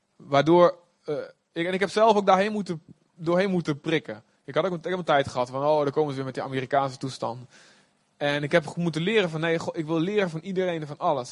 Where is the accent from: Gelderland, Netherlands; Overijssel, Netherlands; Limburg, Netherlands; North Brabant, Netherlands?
Overijssel, Netherlands; Olst; Ik kom ook uit Olst, de boskamp